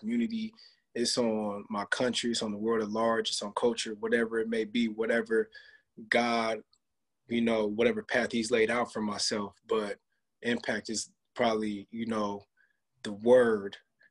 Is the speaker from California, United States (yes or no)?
yes; Rancho Cucamonga, California, United States; IE, I'm not from LA. I'm from the Inland Empire.